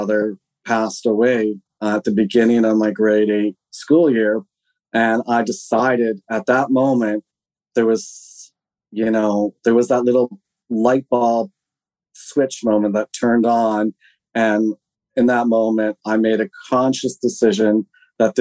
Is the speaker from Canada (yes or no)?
yes; Alert Bay, British Columbia, Canada; also born or lived in Switzerland / Airolo, Switzerland; I was born in British Columbia in a place called Alert Bay, which is on this very tiny island off the northeastern tip of Vancouver Island